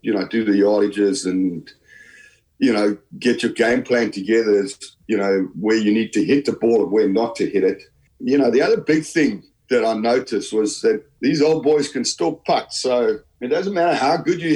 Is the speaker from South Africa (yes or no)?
yes; South Africa; also born or lived in Halifax, Yorkshire, England; I was born in Halifax in Yorkshire. You know, then my parents emigrated to South Africa in the late 60s. So basically, I grew up in South Africa.